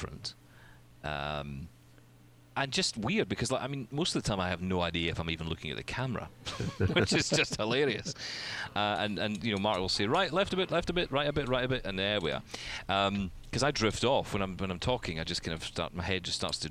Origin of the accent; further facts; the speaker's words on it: Scotland, United Kingdom; I'm Scottish.